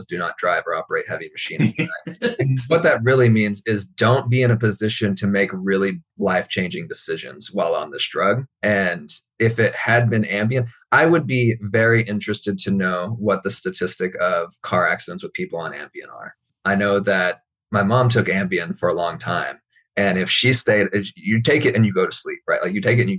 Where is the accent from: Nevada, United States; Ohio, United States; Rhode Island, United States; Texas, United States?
Texas, United States; I am from Texas